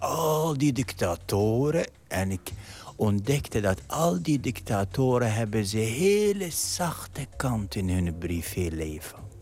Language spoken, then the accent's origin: Dutch; Iraq; Dutch is a second language; moved away as an adult; now in Netherlands; ik ben geboren in Irak in al die oorlog en ellende